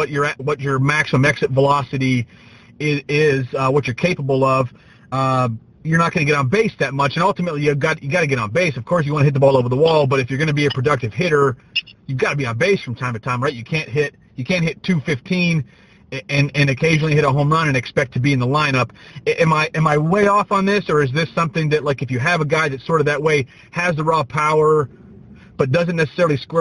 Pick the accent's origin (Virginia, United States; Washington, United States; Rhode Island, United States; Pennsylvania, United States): Pennsylvania, United States; I'm from Pennsylvania